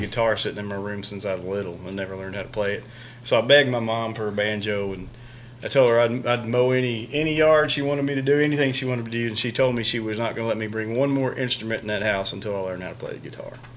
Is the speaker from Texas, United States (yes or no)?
yes; Houston, Texas, United States; growing up in Houston